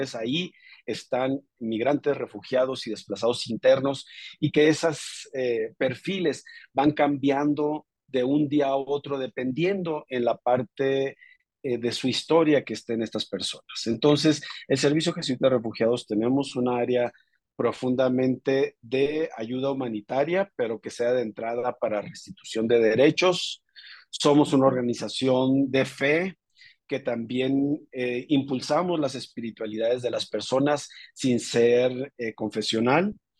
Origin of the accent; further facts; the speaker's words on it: northern Mexico, Mexico; yo soy una persona transfronteriza del norte de México con raíces eh, familiares tanto en Arizona, Texas y Chihuahua